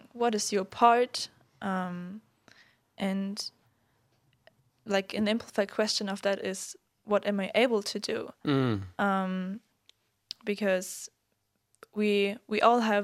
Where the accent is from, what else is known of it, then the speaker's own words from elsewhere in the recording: Germany; moved away; I'm from Germany